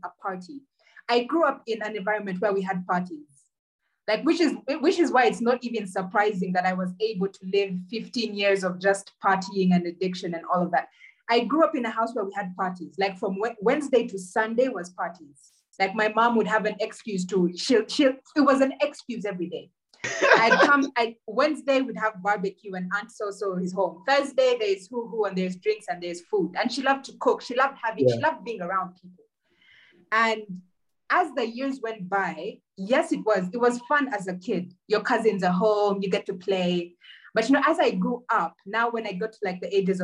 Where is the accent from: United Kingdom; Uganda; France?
Uganda; we grew up in Uganda